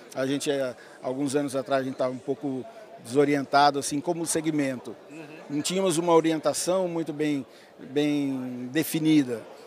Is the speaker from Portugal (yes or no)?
no; Votuporanga, São Paulo, Brazil; also born or lived in Espírito Santo do Pinhal; Eu nasci em Votuporanga, era aqui no norte do estado